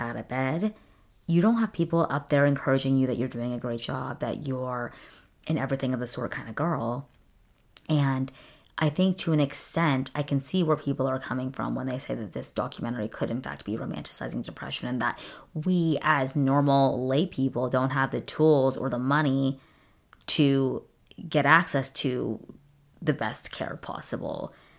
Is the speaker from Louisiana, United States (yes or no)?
no; California, United States; My dad, growing up in Southern California, we lived really close to Disneyland. So my dad got us passes when we were little kids.